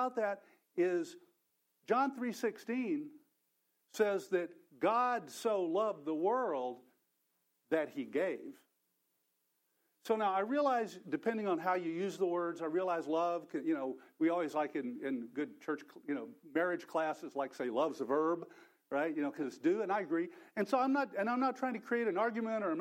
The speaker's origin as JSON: {"language": "English", "region": "Texas", "country": "United States", "said": "I'm from Texas, so my native language is Texan, which is quite different."}